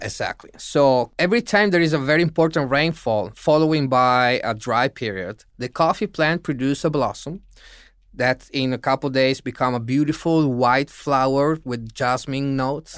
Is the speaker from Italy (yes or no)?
yes; Italy; In Italy, as Italians